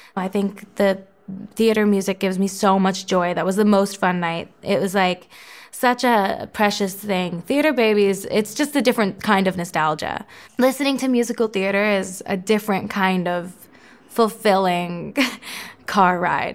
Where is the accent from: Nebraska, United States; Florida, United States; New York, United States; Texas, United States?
Florida, United States; my hometown, Florida's hockey team